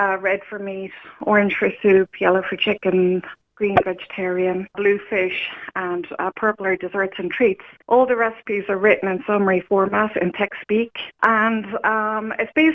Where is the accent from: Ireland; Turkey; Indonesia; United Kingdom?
Ireland; Newcastle West, Munster; moved away as an adult; also born or lived in Dublin; now in Kerry, Ireland; I'm originally from Limerick, Newcastle West, and I moved up to Dublin after college